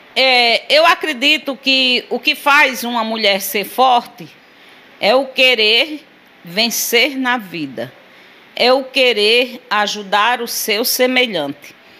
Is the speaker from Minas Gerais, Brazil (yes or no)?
no; Sousa, Paraíba, Brazil; moved away as an adult; also born or lived in São Paulo; nasci e me criei aí no Alta Rodoviária